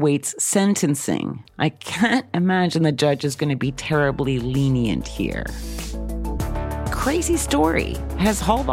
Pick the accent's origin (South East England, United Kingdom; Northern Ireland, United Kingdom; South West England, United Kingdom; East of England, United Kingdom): South East England, United Kingdom; Oxford; my hometown of Oxford in the United Kingdom